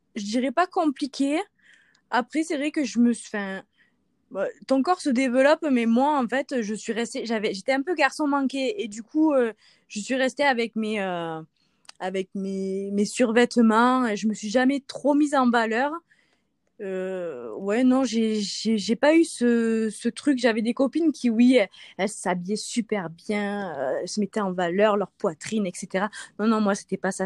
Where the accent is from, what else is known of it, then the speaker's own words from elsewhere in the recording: Provence-Alpes-Côte d'Azur, France; also born or lived in Marseille; now in Isère, France; je suis originaire euh, bah, de Marseille. Euh, je suis née là-bas, mais j'ai grandi en Haute-Provence